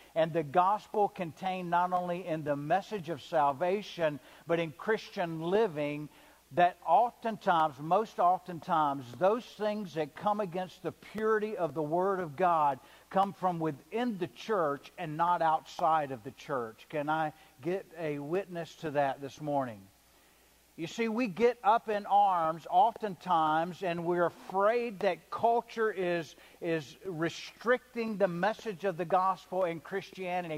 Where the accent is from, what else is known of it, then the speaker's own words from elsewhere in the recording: the South, United States; I'm a good old boy from the South, right? We say yes, ma'am, and we eat biscuits with gravy